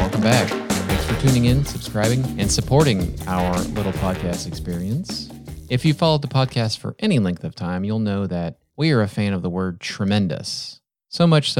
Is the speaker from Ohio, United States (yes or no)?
yes; Chillicothe, Ohio, United States; I'm from Chillicothe.